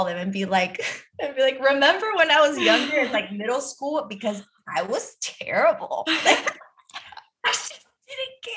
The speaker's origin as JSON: {"language": "English", "area": "Miami, Broward", "region": "Florida", "country": "United States", "tie": "born or raised there", "said": "I grew up in Miami, like, well, Broward"}